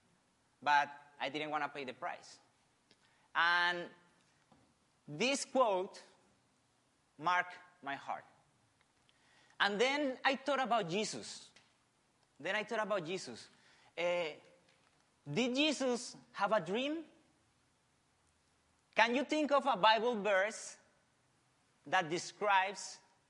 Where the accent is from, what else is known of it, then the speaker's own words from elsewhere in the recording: Colombia; English is a second language; moved away as an adult; also born or lived in Argentina; now in Australia; I'm from Colombia, right? I was born in the 85